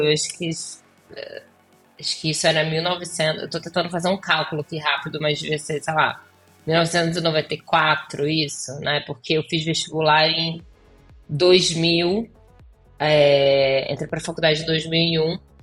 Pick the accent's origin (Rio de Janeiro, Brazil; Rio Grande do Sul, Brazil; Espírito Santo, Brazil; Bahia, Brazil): Rio de Janeiro, Brazil; Volta Redonda; moved away as an adult; now in Los Angeles, United States; Eu sou de Volta Redonda, do interior do Rio